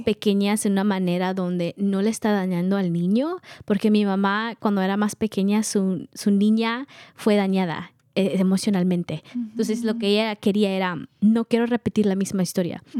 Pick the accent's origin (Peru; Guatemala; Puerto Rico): Guatemala; now in United States; Somos de Guatemala